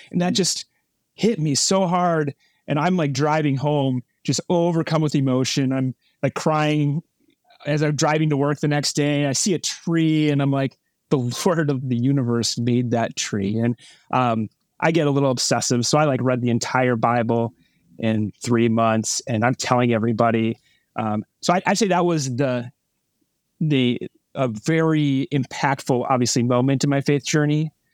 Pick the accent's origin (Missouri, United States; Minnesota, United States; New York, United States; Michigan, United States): Minnesota, United States; Burnsville; I grew up in, uh, Minnesota, Burnsville, Minnesota. It's a suburb of Minneapolis.